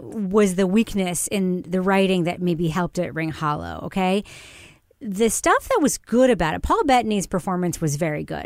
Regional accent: New York, United States; I grew up in New York

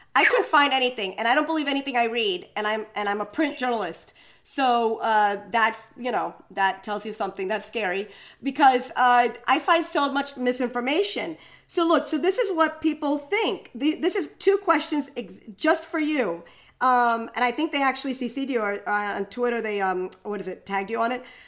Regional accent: New York City, New York, United States; as a New Yorker walking through Central Park

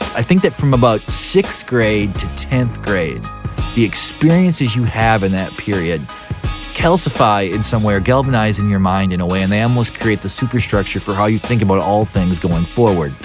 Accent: North Dakota, United States; growing up in North Dakota and listening to hair metal

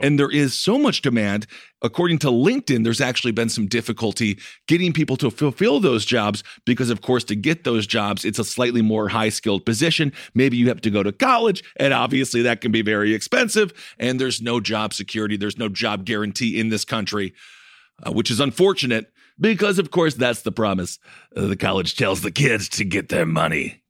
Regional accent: Wisconsin, United States; I'm from Wisconsin

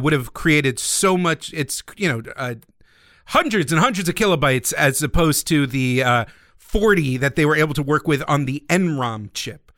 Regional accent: United States; being an American Nintendo fan in early childhood

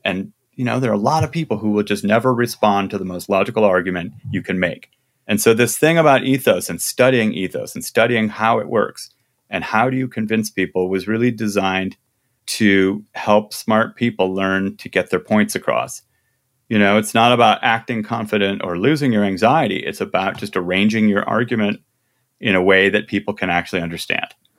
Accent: Midwest, United States; I'm from the Midwest

